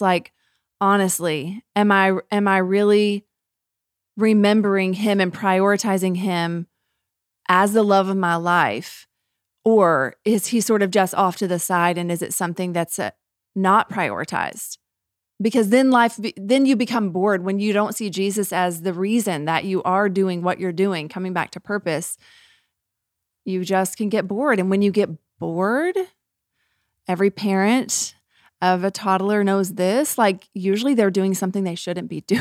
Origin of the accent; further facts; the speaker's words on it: United States; we as American Christians